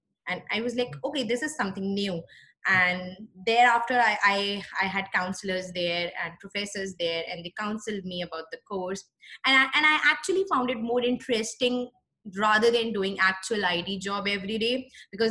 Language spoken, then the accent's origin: English; New Delhi, Delhi, India; moved away; this was one university in my hometown, that's New Delhi, the capital of India